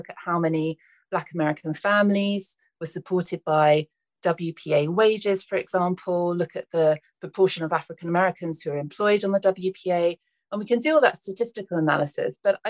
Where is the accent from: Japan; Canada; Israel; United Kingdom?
United Kingdom; now in United States; Hi, I'm a British woman. I'm really interested in exploring the US.